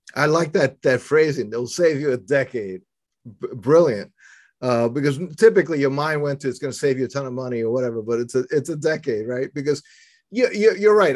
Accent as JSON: {"language": "English", "town": "New York City", "region": "New York", "country": "United States", "tie": "born or raised there", "also_born_or_lived": "Philadelphia area", "moved": "as an adult", "lives_now": "Philadelphia, United States", "said": "I was born and raised in New York City"}